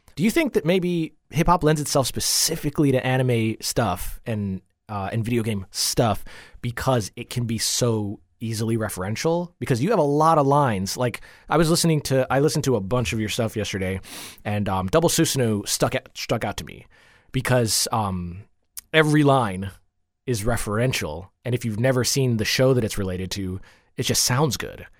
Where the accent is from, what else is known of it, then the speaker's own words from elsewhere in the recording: Coral Springs, Florida, United States; also born or lived in Jamaica; I grew up in Coral Springs.